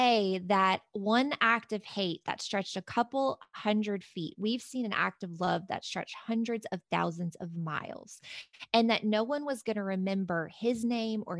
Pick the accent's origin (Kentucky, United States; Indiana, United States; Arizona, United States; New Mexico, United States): Kentucky, United States; I'm from Kentucky. I mean, we are like huggers and bless your hearts and all that stuff, right? But this same Kentucky bless your heart girl